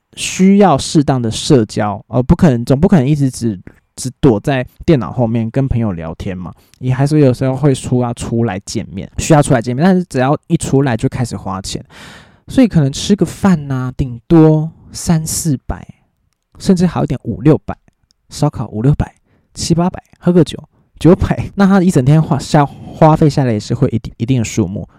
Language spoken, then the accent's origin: Chinese; New Taipei, Taiwan; 我是新北人